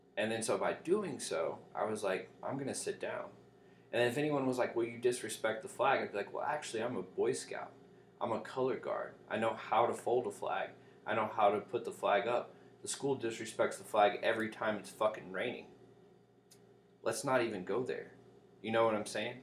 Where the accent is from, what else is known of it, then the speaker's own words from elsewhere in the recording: Little Rock, Arkansas, United States; now in Seattle, United States; I'm from Little Rock